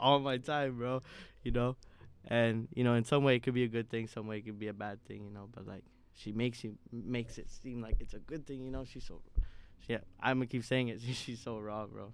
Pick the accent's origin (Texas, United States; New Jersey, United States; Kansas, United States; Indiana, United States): Indiana, United States; moved away as an adult; now in Chicago, United States; Indiana has always, is part of my identity. I'm an Indianimal.